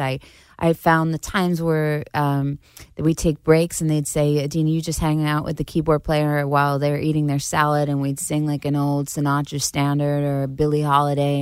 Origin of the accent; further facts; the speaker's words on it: Syosset, New York, United States; accent: Long Island; I grew up in Syosset, Long uh, Island